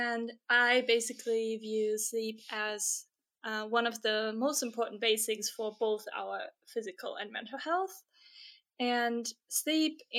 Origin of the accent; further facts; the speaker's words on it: Germany; now in Stockholm, Sweden; I'm currently based in Stockholm, Sweden, but I'm originally from Germany